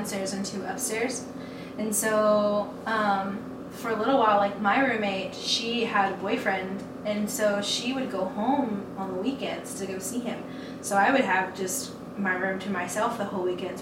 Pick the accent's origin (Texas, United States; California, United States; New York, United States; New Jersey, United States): Texas, United States; Levelland; now in Lubbock, United States; I'm from Levelland. I'm from here